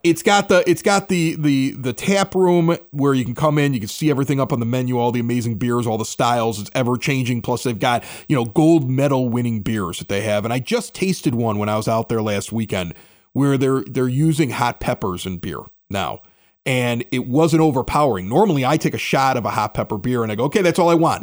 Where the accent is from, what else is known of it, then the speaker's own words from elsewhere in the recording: Chicago, Illinois, United States; moved away; also born or lived in Southern California; I'm looking for Chicago radio 'cause I miss my hometown